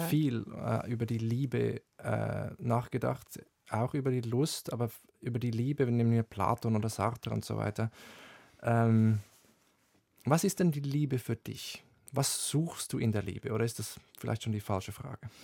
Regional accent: Switzerland; Ich bin direkt am Wald aufgewachsen, aber auch Seen, äh, Berge und so, hat wirklich Schweizer Idylle

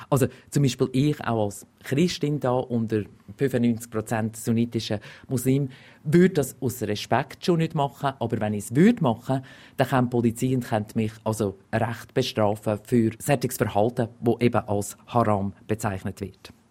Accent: Glarus, Switzerland; Es erinnert mich ein bisschen ähm, an meine Heimat, also im Glarnerland. Wenn ich früher irgendwo auf der Straße rumgelaufen bin

